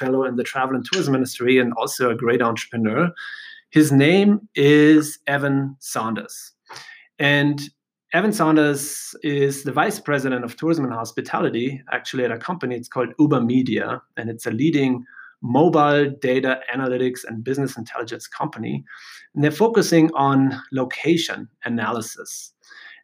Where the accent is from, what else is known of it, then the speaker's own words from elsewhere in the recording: Germany; now in United States; I'm from Germany